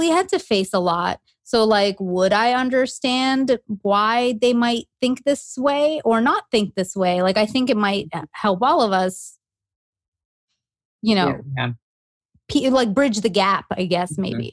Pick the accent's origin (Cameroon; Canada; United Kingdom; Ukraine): Canada; moved away as an adult; now in United States; growing up in Canada